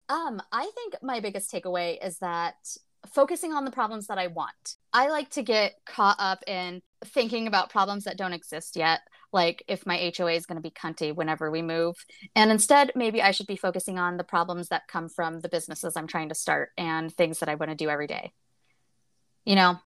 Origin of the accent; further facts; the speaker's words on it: United States; I'm from America, from the United States